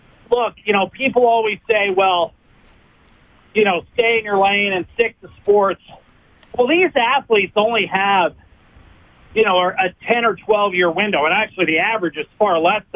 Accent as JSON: {"language": "English", "country": "United States", "moved": "yes", "said": "my home country"}